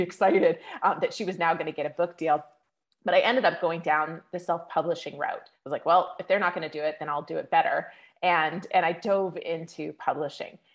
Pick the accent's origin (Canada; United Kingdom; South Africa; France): Canada; now in Las Vegas, United States; I'm Canadian originally.